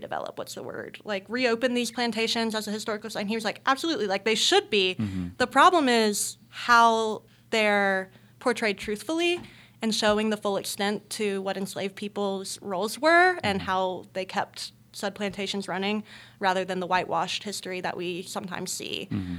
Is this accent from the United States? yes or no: yes; Rock Hill, South Carolina, United States; And I, like I said, I grew up in Rock Hill